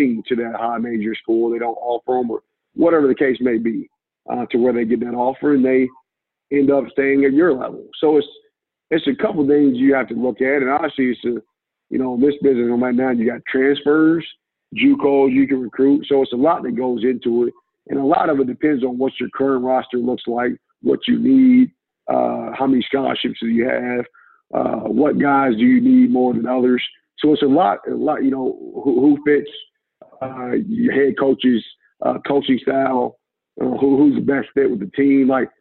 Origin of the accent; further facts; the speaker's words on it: Indianapolis, Indiana, United States; moved away as an adult; now in Toledo, United States; I'm from Indianapolis